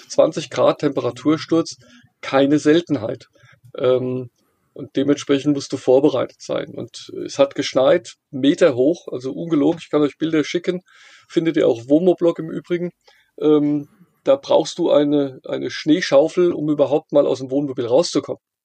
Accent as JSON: {"language": "German", "area": "near Frankfurt", "region": "Hesse", "country": "Germany", "said": "ich komme hier aus der Nähe von Frankfurt"}